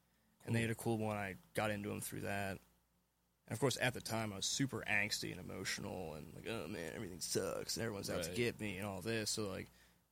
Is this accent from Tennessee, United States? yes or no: yes; Memphis, Tennessee, United States; now in Lancaster, United States; I was born in 1993 in Shelby County, Memphis, Tennessee. And I currently live in Lancaster, Pennsylvania.